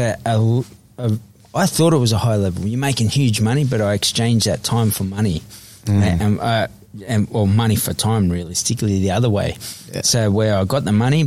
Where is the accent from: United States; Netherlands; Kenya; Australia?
Australia; Sydney, New South Wales; I grew up in Eveleigh Street, Redfern, the most notorious street on Australia's history as such.